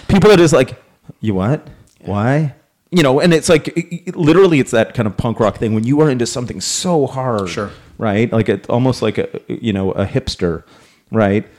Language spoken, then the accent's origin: English; Canada; we're Canadian